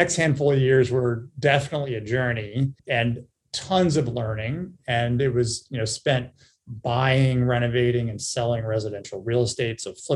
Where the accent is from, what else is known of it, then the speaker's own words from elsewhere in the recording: Cincinnati, Ohio, United States; I was born and raised in Cincinnati, Ohio